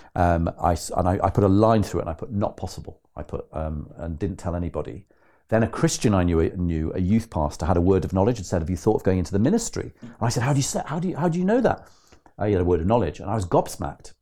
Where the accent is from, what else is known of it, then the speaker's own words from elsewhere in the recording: Lancaster, North West England, United Kingdom; so I grew up in Lancaster, in Lancashire